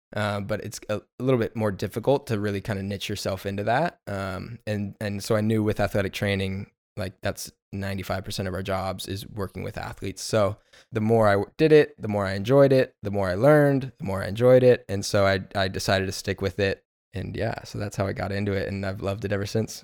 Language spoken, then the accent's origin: English; Inland Empire, Southern California, United States; also born or lived in New Mexico; I'm from Inland Empire in Southern California, born and raised